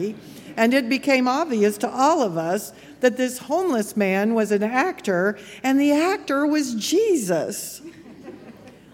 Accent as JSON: {"language": "English", "town": "Memphis", "region": "Tennessee", "country": "United States", "tie": "born or raised there", "said": "my hometown of Memphis"}